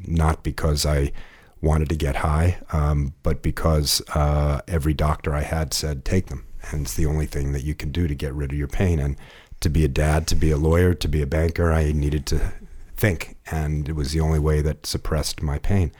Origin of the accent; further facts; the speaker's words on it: Ohio, United States; now in California, United States; I'm from Ohio